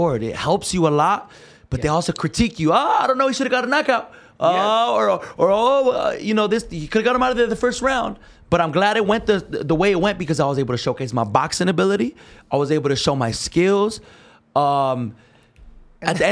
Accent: California, United States; everyone from Cali, you know, we're from California

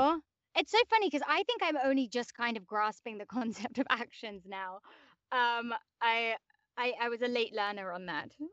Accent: London, United Kingdom; accent: English; moved away; I grew up in like West London.

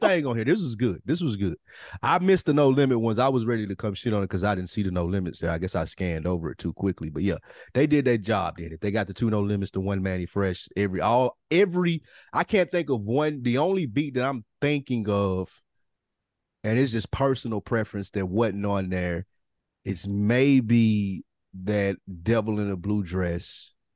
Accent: the South, United States; as a Southerner

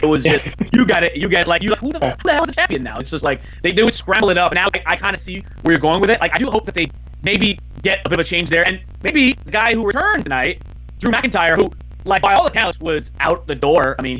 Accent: Woodbridge, Ontario, Canada; I grew up in Woodbridge, a suburb of Toronto

